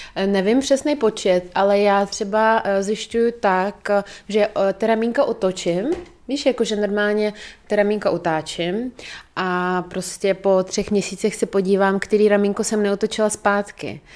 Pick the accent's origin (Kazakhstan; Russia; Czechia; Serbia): Russia; Dagestan; moved away; pocházím z Dagestánu, což je velice konzervativní eh, prostředí, muslimský